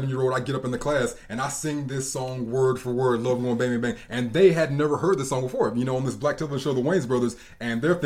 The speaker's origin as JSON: {"language": "English", "town": "Charlotte", "region": "North Carolina", "country": "United States", "tie": "born or raised there", "said": "I grew up in Charlotte. I grew up here."}